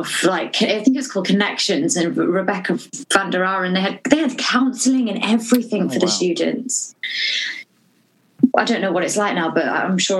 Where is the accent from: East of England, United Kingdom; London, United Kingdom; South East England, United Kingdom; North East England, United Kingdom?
East of England, United Kingdom; Norwich; I'm from Norwich